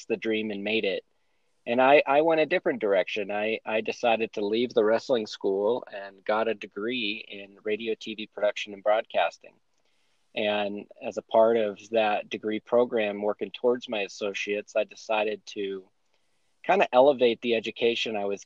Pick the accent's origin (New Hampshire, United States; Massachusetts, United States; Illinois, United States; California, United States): New Hampshire, United States; moved away as an adult; now in Colorado, United States; I grew up in New Hampshire, lived there my whole life until I moved to Colorado in 2011.